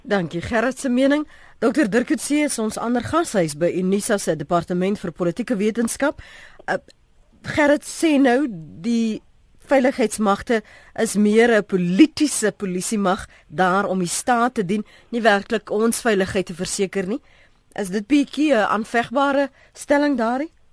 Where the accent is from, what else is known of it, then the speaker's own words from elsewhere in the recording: South Africa; ons as Suid-Afrikaners